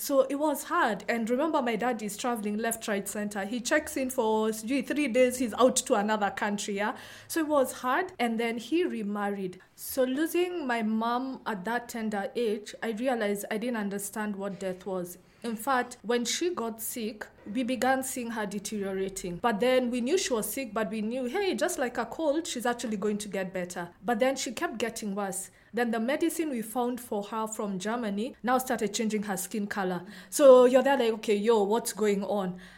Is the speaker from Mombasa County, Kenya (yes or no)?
no; Nairobi, Kenya; born or raised there